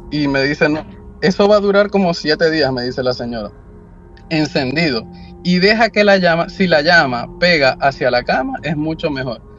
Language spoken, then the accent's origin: Spanish; Maracaibo, Zulia, Venezuela; moved away as an adult; now in California, United States; mediados del 2005-2006 en mi país, Venezuela, específicamente en la ciudad de Maracaibo